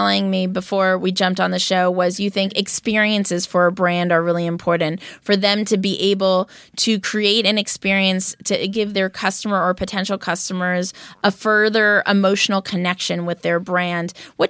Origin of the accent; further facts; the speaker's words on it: Los Angeles, California, United States; No way. I grew up in Westwood.